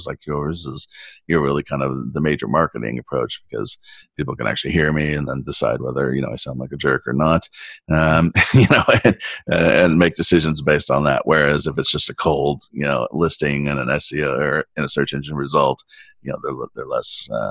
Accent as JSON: {"language": "English", "town": "San Diego", "region": "California", "country": "United States", "tie": "born or raised there", "said": "I grew up in San Diego"}